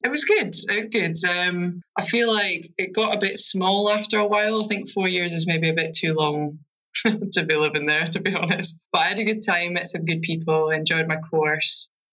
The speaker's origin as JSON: {"language": "English", "town": "Edinburgh", "region": "Scotland", "country": "United Kingdom", "moved": "as an adult", "lives_now": "London, United Kingdom", "said": "So I'm originally from Edinburgh. And I've come here very recently, actually, only in the past 4 or 5 months to work."}